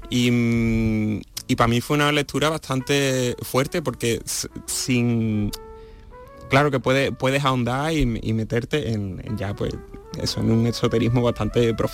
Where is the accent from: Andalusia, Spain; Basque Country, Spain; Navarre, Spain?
Andalusia, Spain; Seville; la, eso, la institución que, conforma ya Teatro de la Maestranza, junto con el hecho de que sea el, de mi ciudad natal, pues